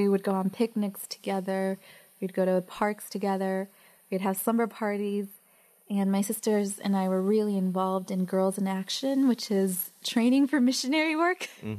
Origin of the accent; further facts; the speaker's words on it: Texas, United States; also born or lived in Mexico; now in South Hadley, United States; I was born in Mexico and moved to Texas with my family when I was about 5 years old. And so I really grew up in Texas for the most part of my elementary school.